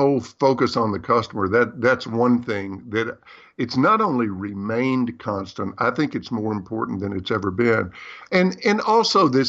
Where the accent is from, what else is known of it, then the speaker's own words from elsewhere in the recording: the South, United States; I'm from the South.